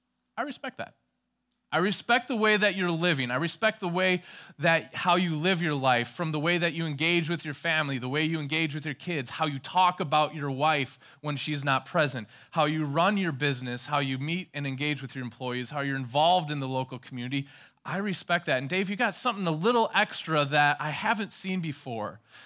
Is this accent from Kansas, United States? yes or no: no; La Crosse, Wisconsin, United States; I grew up in this kind of little area called Shire. It's like Lord of the Rings, you know. It's this place called La Crosse, Wisconsin.